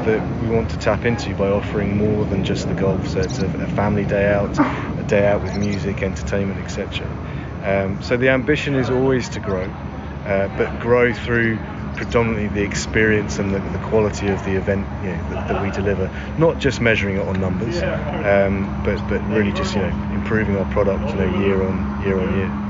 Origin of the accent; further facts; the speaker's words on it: England, United Kingdom; also born or lived in United States; now in Ireland; I'm English, but I have a strong Irish heritage